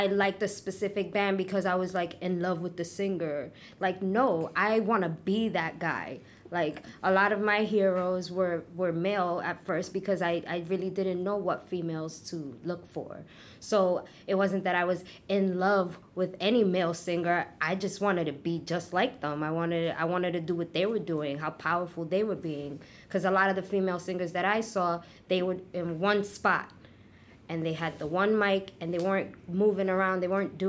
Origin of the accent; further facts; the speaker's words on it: New York City, New York, United States; I was born and raised in Brooklyn.